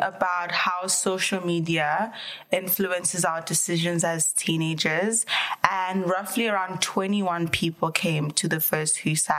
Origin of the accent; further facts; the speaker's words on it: South Africa; moved away; I'm from South Africa.